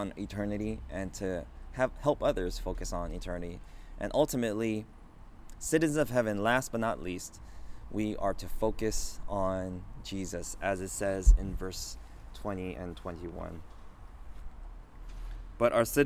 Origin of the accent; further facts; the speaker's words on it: Los Angeles, California, United States; also born or lived in South Korea; I grew up in Los Angeles for my entire life